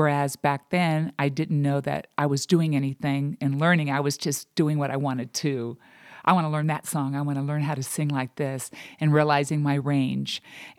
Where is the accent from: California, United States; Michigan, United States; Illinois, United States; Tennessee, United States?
California, United States; Buena Park; Originally, I'm from Buena Park, California.